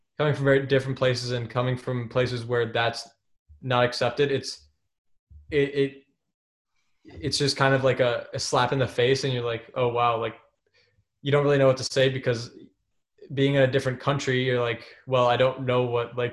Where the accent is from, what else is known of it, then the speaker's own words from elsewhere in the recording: United States; accent: American; moved away as an adult; now in England; being American and having American accent